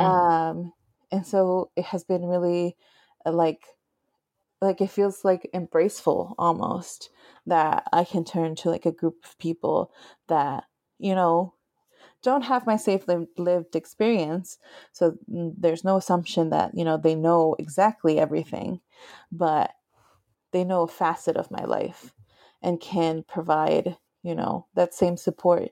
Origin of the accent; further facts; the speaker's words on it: Nevada, United States; moved away as an adult; now in Minneapolis, United States; I grew up in Nevada, in, right by the Sierra Nevadas